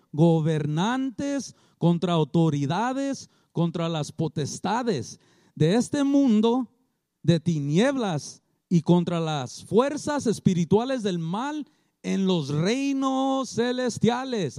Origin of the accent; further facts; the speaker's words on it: Culver City, California, United States; now in Long Beach, United States; yo no fui criado aquí, yo fui criado en Culver City